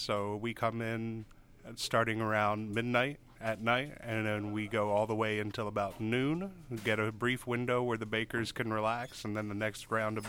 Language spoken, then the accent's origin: English; New Jersey, United States; now in Cookeville, United States; I'm from a small town in New Jersey.